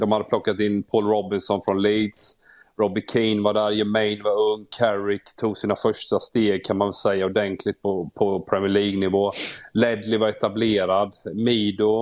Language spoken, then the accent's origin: Swedish; Småland, Sweden; jag är ju smålänning